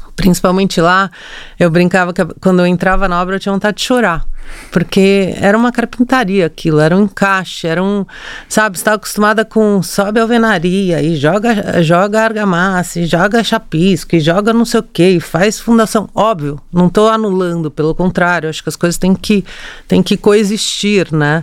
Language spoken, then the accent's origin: Portuguese; São Paulo, Brazil; Eu nasci em São Paulo